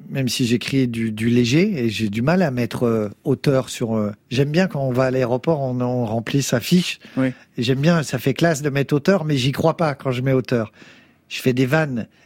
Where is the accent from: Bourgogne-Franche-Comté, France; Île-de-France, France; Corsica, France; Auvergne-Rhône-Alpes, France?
Bourgogne-Franche-Comté, France; also born or lived in Beauvais; je suis né dans l'Oise, à Beauvais, et après, je suis parti dans l'est. Euh, euh, à Montbéliard, Belfort, machin. Dans, j'ai grandi dans les HLM de l'Est de la France. Et après, on s'est barré dans le Sud et je me sens profondément du Sud